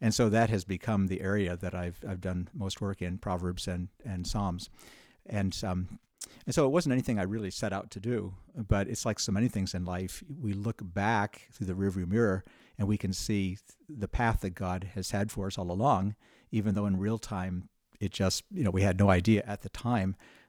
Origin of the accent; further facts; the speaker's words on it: New York, United States; Well, I grew up in New York State, a small town in the mountains.